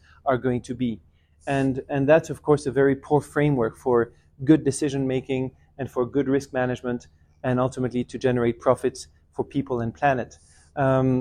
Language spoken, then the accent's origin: English; Geneva, Switzerland; I grew up in Geneva, but my family's originally from Bolivia on my mother's side in Latin America, and Iran in the Middle East from on my father's side.